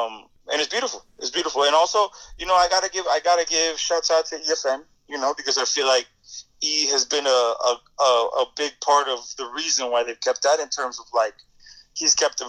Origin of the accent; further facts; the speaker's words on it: Kendall, Florida, United States; We're from Kendall, you know, which is like the outskirts. It's the new development of Miami. It's the suburbs